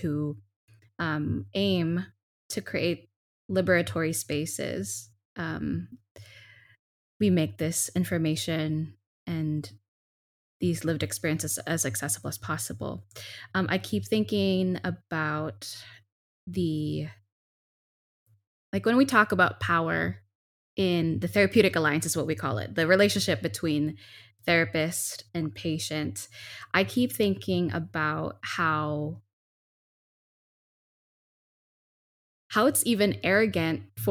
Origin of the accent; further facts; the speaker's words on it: Philippines; I'm a Filipina. I come from these particularities